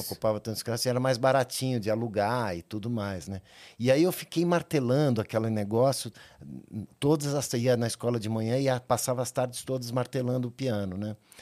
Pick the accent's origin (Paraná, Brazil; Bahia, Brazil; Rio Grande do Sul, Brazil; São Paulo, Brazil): São Paulo, Brazil; eu nasci São Paulo, capital. Sou paulistano é, nascido na, na, na, maternidade 9 de julho